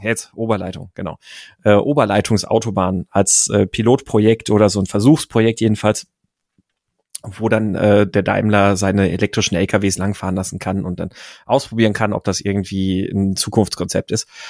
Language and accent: German; Gaggenau, Baden-Württemberg, Germany; moved away; als Kind bin ich ja äh, in Baden-Württemberg aufgewachsen